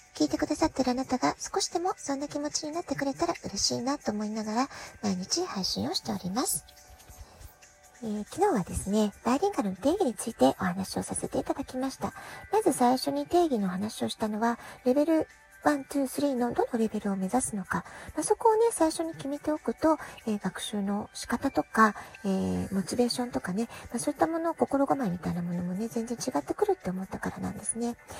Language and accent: Japanese; Japan; first language Japanese; now in San Diego, United States; 我が家の場合は両親揃って日本人